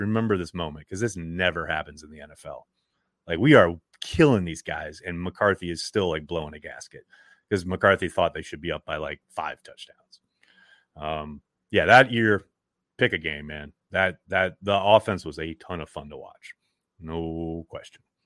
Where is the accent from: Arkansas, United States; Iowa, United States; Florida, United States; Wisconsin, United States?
Wisconsin, United States; Chilton; when I was growing up in Chilton